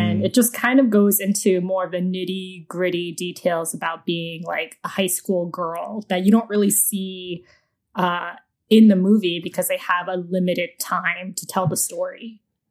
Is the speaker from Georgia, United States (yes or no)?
yes; Georgia, United States; another Southern Asian because I'm from Georgia